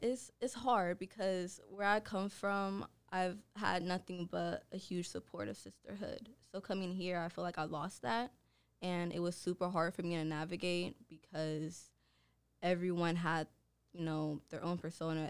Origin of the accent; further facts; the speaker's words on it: Oakland, California, United States; I am from Oakland, California, which is located in the Bay Area